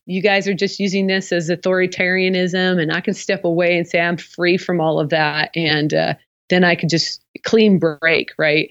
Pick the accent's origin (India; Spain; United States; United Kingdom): United States; the Northwest, Pacific Northwest; I am from the Northwest